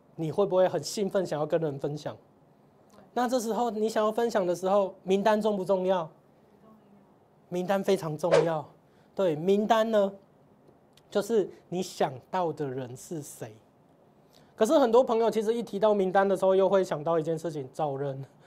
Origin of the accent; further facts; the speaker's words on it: Tainan, Taiwan; 我是台南人嘛